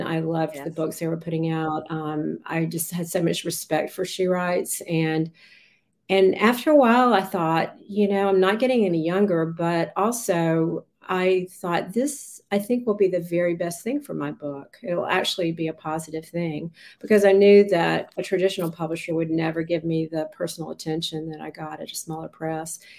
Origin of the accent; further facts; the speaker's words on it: Raleigh, North Carolina, United States; I grew up in Raleigh, and um, we were a family of five